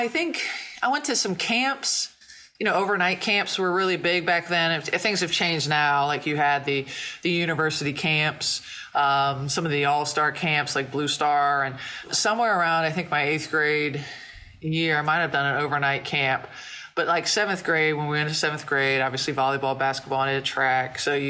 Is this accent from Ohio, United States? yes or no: yes; Logan, Ohio, United States; I was from Logan, which is an hour southeast of Columbus.